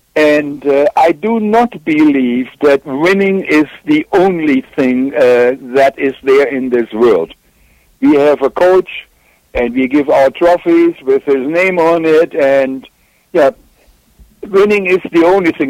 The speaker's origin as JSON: {"language": "English", "country": "Germany", "tie": "born or raised there", "accent": "German", "second_language": "English", "moved": "yes", "lives_now": "United States", "said": "as you may tell from my accent, I'm German, and that's where I grew up"}